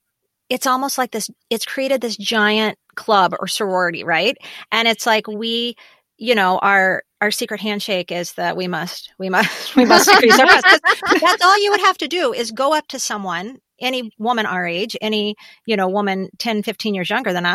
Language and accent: English; Ridgefield, Washington, United States; Fifth grade, I was in Ridgefield, Washington, tiny little town just north of Vancouver.